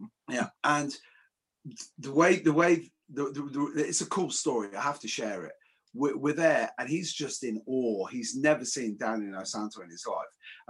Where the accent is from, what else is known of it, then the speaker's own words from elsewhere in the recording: Coventry, West Midlands, United Kingdom; I'm a kid from Coventry.